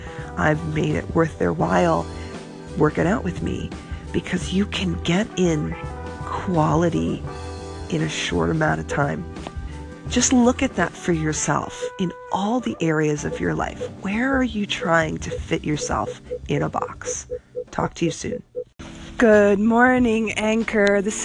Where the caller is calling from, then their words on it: Florida, United States; I am calling you from Florida at the Y.